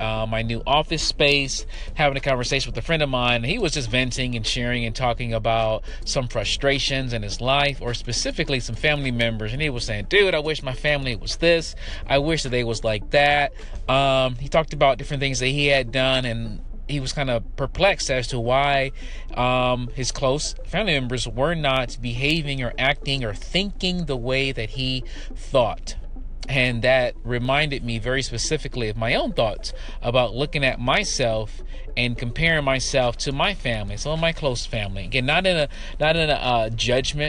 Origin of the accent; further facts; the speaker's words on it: Detroit, Michigan, United States; I grew up in Detroit, in the city, in the hood, on the east side, and then on the west side